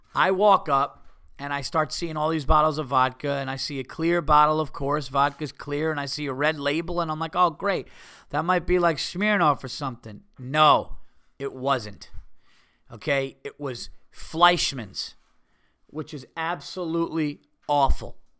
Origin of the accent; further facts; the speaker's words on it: New York, United States; I'm from New York.